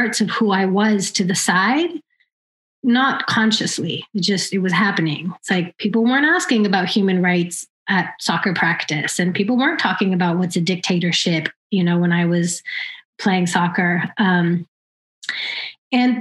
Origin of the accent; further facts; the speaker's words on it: Oakland, California, United States; I was born and raised here in Oakland